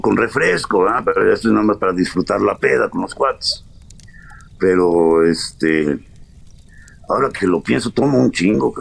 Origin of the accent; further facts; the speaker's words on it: Tulancingo, Hidalgo, Mexico; moved away as an adult; also born or lived in Paris, France / Mexico City, Mexico / Los Angeles, United States; Yo nací en Cantulancingo Hidalgo. Eh, me, fui con la familia a, París a los cinco años